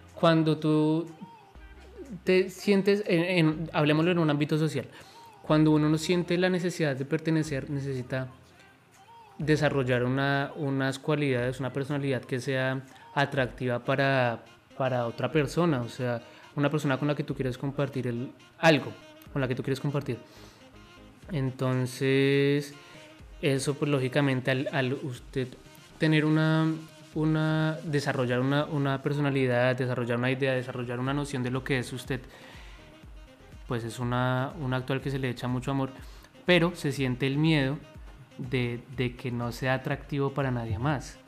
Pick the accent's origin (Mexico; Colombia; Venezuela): Colombia; soy de Colombia